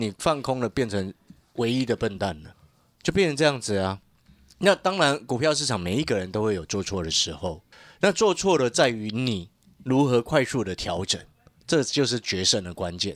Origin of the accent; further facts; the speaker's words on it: Taiwan; 因为我们是身在台湾